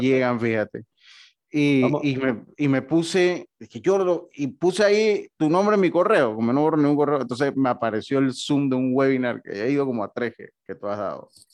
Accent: Panama

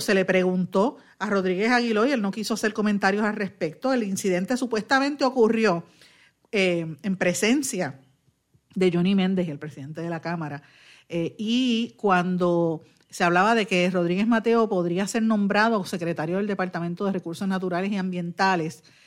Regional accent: Puerto Rico; nosotros como puertorriqueños

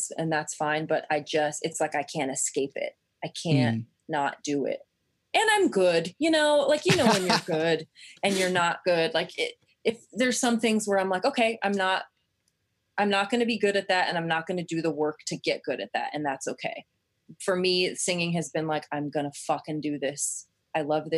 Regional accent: Kansas, United States; I grew up in Kansas

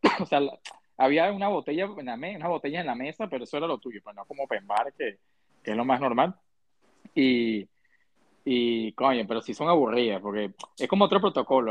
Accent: Venezuela; now in United States; nosotros como venezolanos

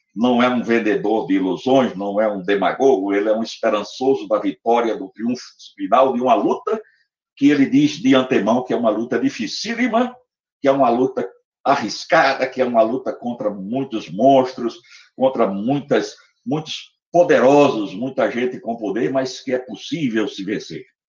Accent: Natal, Rio Grande do Norte, Brazil; now in Recife, Brazil; na cidade de Natal, onde eu nasci. Eu vim para Recife exilado

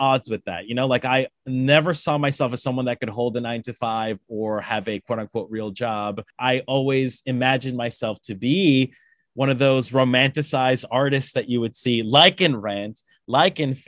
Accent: Colombia; moved away; I'm from Colombia. I'm from South America

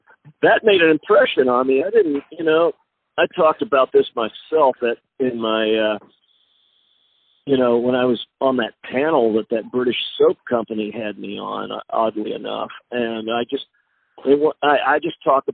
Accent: Texas, United States; I grew up in a small Texas town. There was no punk scene where I was.

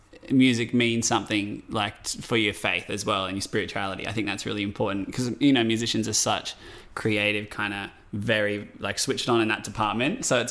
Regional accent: Blue Mountains, New South Wales, Australia; I grew up down south in the Blue Mountains

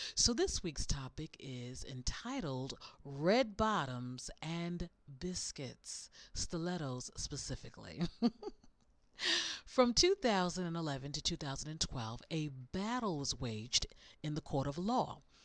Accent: the South, United States; I'm from the South and Southerners, we love seasonings

